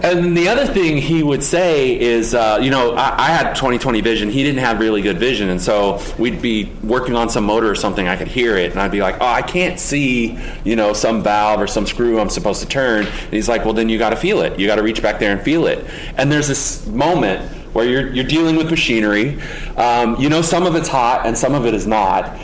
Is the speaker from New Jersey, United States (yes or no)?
no; Oklahoma, United States; I grew up in Oklahoma